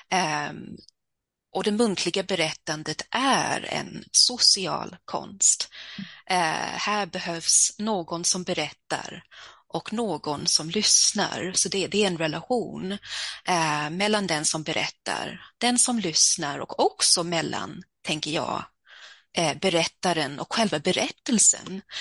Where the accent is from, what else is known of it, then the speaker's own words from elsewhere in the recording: Stockholm, Stockholm County, Sweden; born there; Jag föddes i Stockholm där har jag en del av min familj.